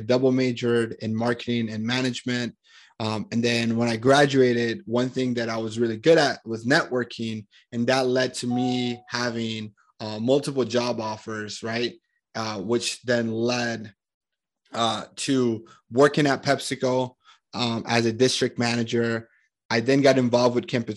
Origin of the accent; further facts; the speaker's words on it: Medellín, Antioquia, Colombia; moved away; I'm originally from Colombia, Medellin, Colombia in South America